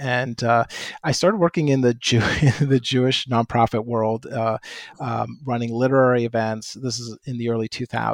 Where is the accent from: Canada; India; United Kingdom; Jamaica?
Canada; moved away; I grew up in Canada. In fact, I was just back there. And so if house and a boat come out as I talk, that's why